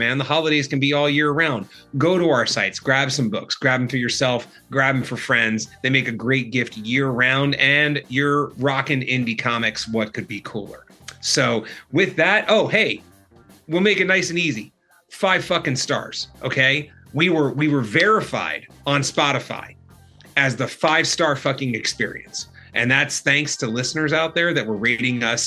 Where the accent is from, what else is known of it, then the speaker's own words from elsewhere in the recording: Texas, United States; I grew up in Texas, man. I live on ranch